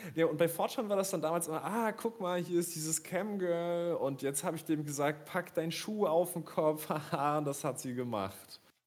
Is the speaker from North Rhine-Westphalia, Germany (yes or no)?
no; Rostock, Mecklenburg-Vorpommern, Germany; ich als Rostocker